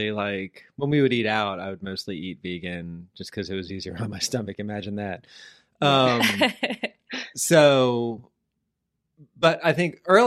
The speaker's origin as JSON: {"language": "English", "town": "Orlando", "region": "Florida", "country": "United States", "tie": "born or raised there", "said": "I grew up in Orlando"}